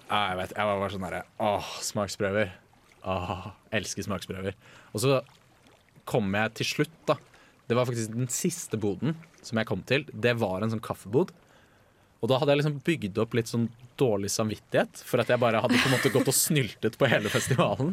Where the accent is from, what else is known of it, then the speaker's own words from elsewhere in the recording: Bærum, Akershus, Norway; hjemme i Bærum